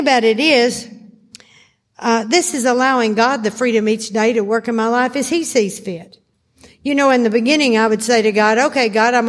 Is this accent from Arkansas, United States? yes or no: yes; Arkansas, United States; I was raised in Arkansas.